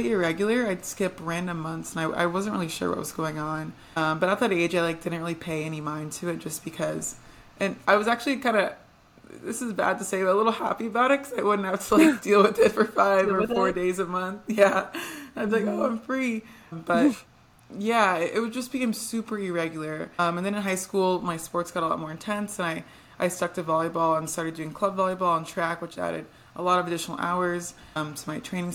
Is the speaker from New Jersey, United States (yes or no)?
no; Texas, United States; also born or lived in Atlanta; I'm from Texas